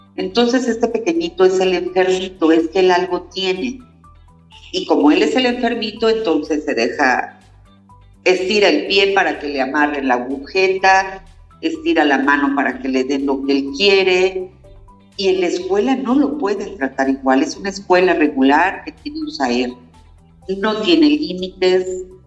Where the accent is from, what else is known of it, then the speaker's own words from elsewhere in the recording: Cuautitlán, State of Mexico, Mexico; moved away; yo soy de aquí de Cuautitlán, me fui 33 años y ahora estoy regresando